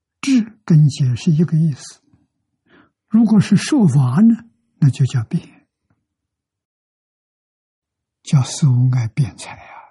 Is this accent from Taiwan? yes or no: no; China; 我们中国人